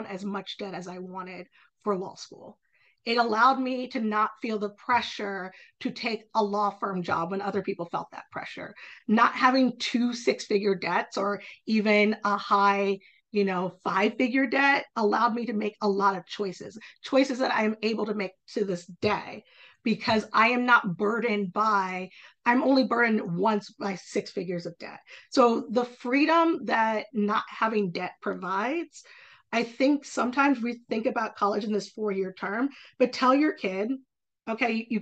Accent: Virginia, United States; Hollins in my home state

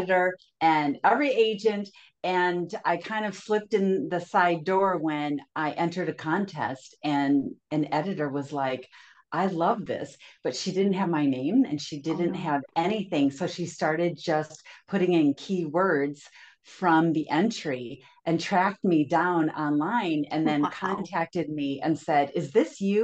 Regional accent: Minnesota, United States; moved away as an adult; now in California, United States; I was raised and lived in Minnesota until I married a guy from California

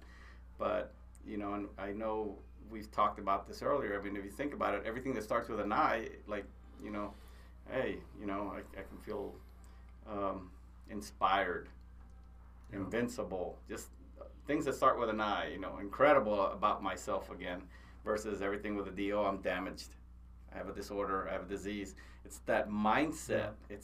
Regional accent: United States; we're American Indians, right? I mean, the Lakota, they were known as warriors. I'm an Apache

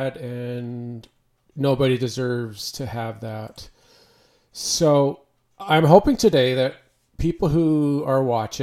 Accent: Canada; also born or lived in Edmonton, Alberta; I am a Canadian. I live in Edmonton, Alberta, Canada.

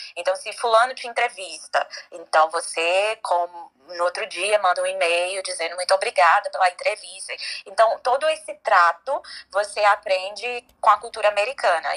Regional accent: Brazil; now in United States; nós brasileiros somos uma cultura muito mais leve

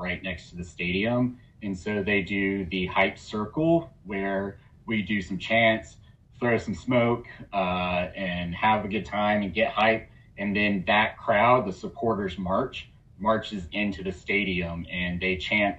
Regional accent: Atlanta, Georgia, United States; I grew up in Atlanta playing soccer

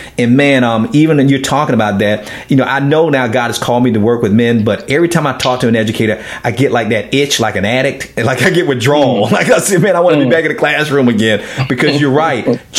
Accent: Miami, Florida, United States; I'm from the hood in Miami, Florida. I grew up in Liberty City, Miami.

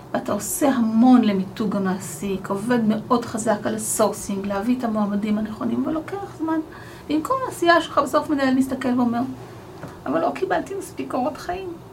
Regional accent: Arad, Southern District, Israel; moved away as an adult; now in Kfar Saba, Israel; גם אני גדלתי בפריפריה. גדלתי בערד

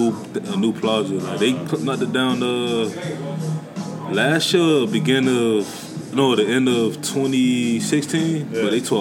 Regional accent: the South, United States; I love all hip-hop, but, like, I'm like, man, I'm from the South, you know

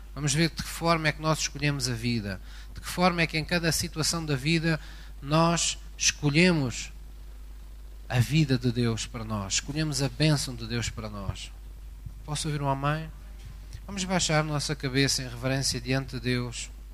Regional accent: Algarve, Portugal; Esta é uma expressão que se utiliza muito na minha terra, no Algarve

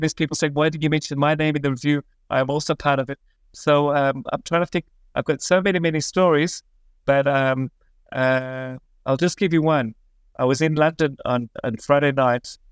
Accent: Australia; also born or lived in Israel; now in Jerusalem, Israel; I'm originally from Australia, but I've been living in Israel for about twenty-six years

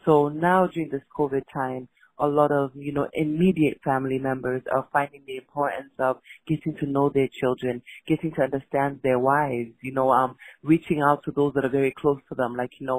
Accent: Freetown, Western Area, Sierra Leone; And I'm from Freetown, Sierra Leone in West Africa.

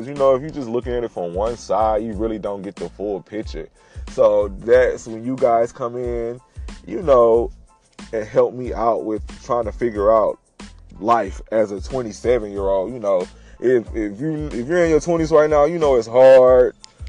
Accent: Beaumont, Texas, United States; now in Houston, United States; from Houston, Texas, by way of Beaumont, Texas. Shout out to Clifton J. Ozen High School, Texas Southern University, Lamar University, all that good stuff. Born and raised in Texas.

